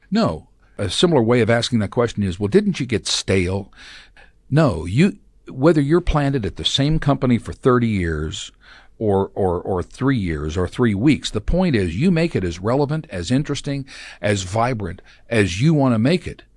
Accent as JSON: {"language": "English", "town": "Tulsa", "region": "Oklahoma", "country": "United States", "tie": "born or raised there", "moved": "yes", "said": "I'm a native of Tulsa. I was born in Tulsa."}